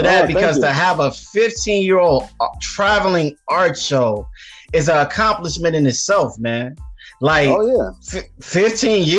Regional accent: Chicago, Illinois, United States; coming to Chicago during my hometown during All-Star Weekend

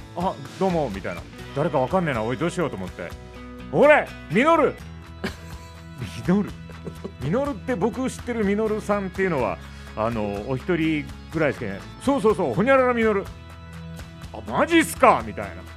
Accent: Memuro, Hokkaido, Japan; 目室町出身なので僕は。

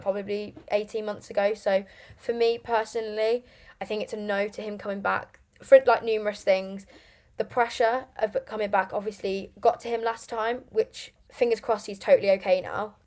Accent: Lichfield, West Midlands, United Kingdom; now in Birmingham, United Kingdom; originally I'm from Lichfield

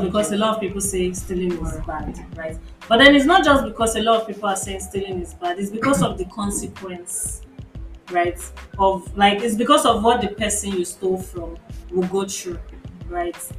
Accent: Nigeria; as a Nigerian

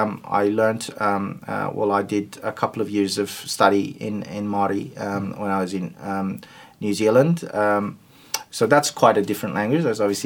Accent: Turkey; first language Turkish; English is a second language; No Asian languages, but my native language is Turkish, which is again very different from the other languages that I speak

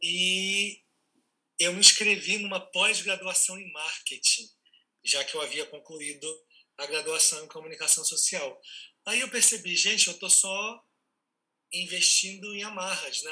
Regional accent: Mato Grosso, Brazil; also born or lived in Rio de Janeiro, Brazil; now in São Paulo, Brazil; Eu nasci em Mato Grosso, é, sou Mato Grossense

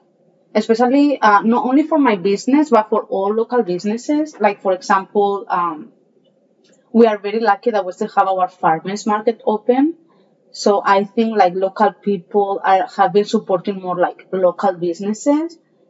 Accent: Valencia, Valencian Community, Spain; English is a second language; moved away as an adult; now in Hawaii, United States; So, well, yeah, I'm from Valencia, Spain. My whole family is still there.

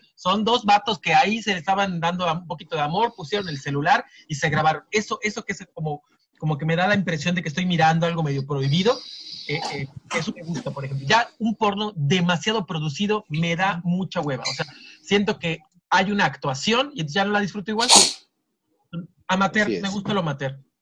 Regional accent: Yucatán, Mexico; soy yucateco

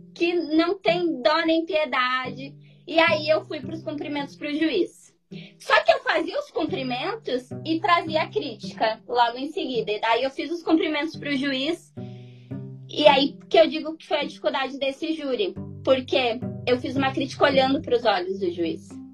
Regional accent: coast of Rio Grande do Sul, Brazil; Eu sou do litoral do Rio Grande do Sul

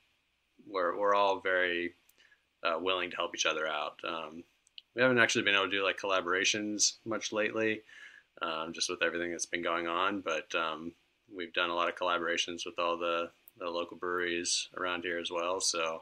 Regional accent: Virginia Beach, Virginia, United States; moved away as an adult; also born or lived in Philadelphia; now in Charlottesville, United States; I grew up in Virginia Beach

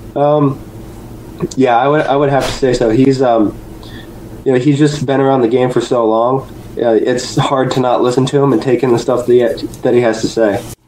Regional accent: Ohio, United States; born or raised there; also born or lived in Huntington, West Virginia

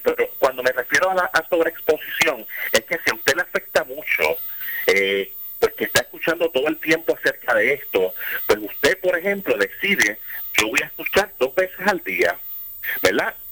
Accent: Puerto Rico; nosotros estamos como puertorriqueños

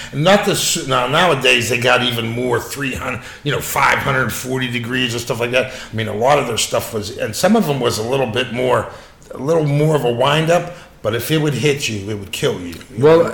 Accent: Pittsburgh, Pennsylvania, United States; I grew up in Pittsburgh in a steel town

